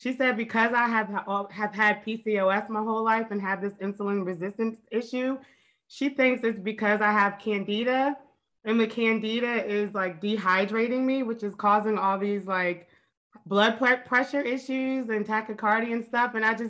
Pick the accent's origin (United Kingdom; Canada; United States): United States; Washington, District of Columbia; Hi, I'm from DC.